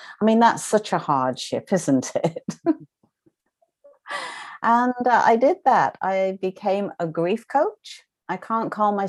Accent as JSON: {"language": "English", "country": "United Kingdom", "accent": "British", "moved": "as an adult", "lives_now": "Canada", "said": "I am a British trained nurse, as you can, obviously the accent gives me away. And I decided that I was leaving Britain, my family, my friends, and moving to Canada, where I now reside"}